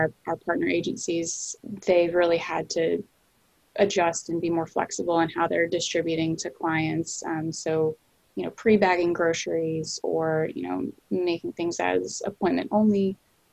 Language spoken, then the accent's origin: English; North Carolina, United States; now in Boston, United States; I'm originally from North Carolina